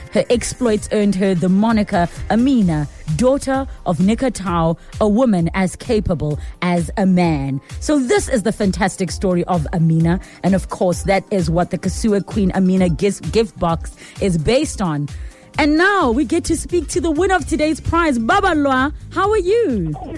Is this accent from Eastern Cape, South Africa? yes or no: yes; East London, Eastern Cape, South Africa; moved away as an adult; now in Johannesburg, South Africa; originally, I'm from East London